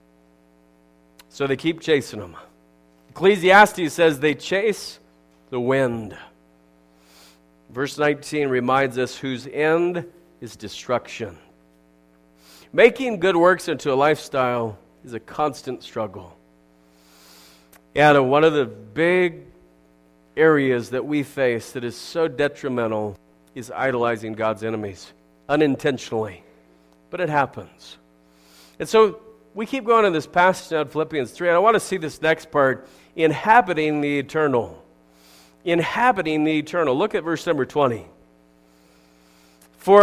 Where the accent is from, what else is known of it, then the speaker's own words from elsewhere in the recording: United States; I'm an American